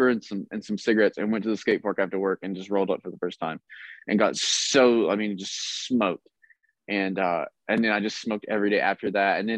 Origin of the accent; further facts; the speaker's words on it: Jellico, Tennessee, United States; now in California, United States; I'm from Jellicoe, Tennessee. It's like East Tennessee. It's the middle of nowhere